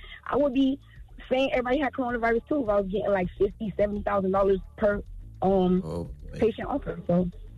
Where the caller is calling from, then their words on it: Florida, United States; Okay, so I'm originally from Florida